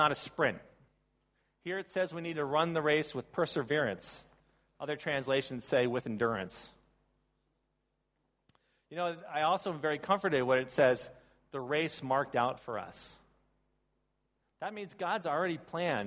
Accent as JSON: {"language": "English", "country": "United States", "said": "I come from the Baltimore, Washington, D.C. area."}